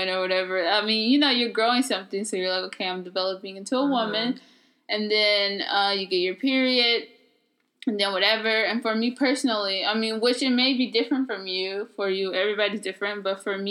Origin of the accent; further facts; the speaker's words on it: California, United States; growing up in California